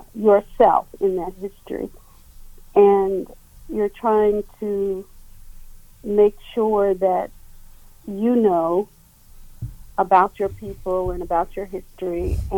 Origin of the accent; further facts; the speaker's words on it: Mississippi, United States; growing up in Mississippi